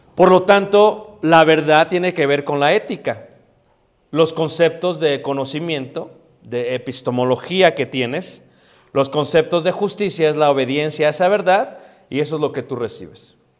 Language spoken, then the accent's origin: Spanish; Mexico City, Mexico; donde me crié, en Coyoacán, en Ciudad de México